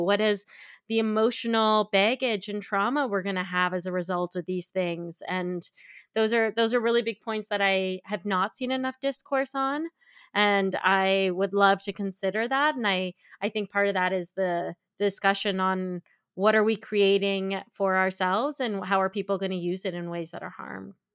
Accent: Canada; Where I grew up in Canada

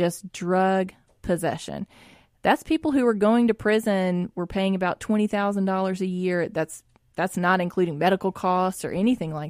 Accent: Jackson, Mississippi, United States; growing up in West Jackson

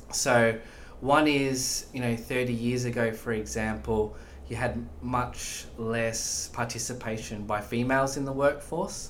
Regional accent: Australia; moved away as an adult; also born or lived in Dublin, Ireland; you can hear I'm, I'm Australian

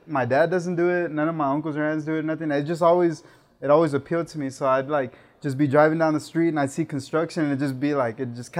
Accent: San Antonio, Texas, United States; I'm from San Antonio, born and raised. Been living here all my life.

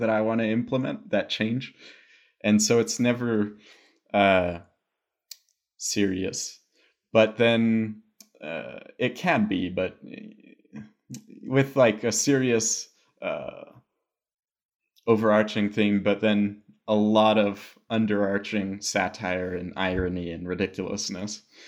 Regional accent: United States; also born or lived in Albuquerque, New Mexico; I'm American

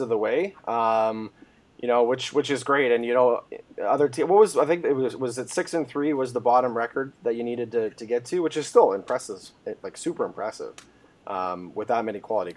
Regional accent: Woodstock, Ontario, Canada; my hometown, which is the beautiful town of Woodstock, Ontario

